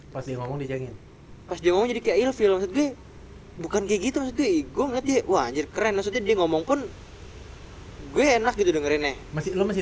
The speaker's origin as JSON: {"language": "Indonesian", "region": "Jakarta", "country": "Indonesia", "accent": "Betawi", "said": "gue gue gue nggak punya dialek ya dialek dialek gue Betawi, uh"}